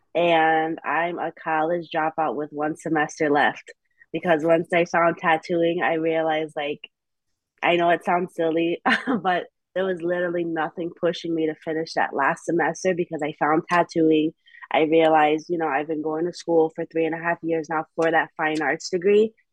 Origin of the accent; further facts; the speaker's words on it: New Haven, Connecticut, United States; also born or lived in Hamden; I'm born and raised in New Haven